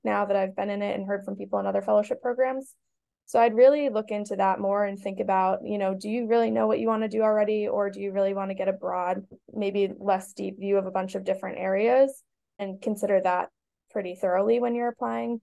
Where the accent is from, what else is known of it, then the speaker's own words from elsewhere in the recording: Boston, Massachusetts, United States; I am from Boston and knew I wanted to stay because of family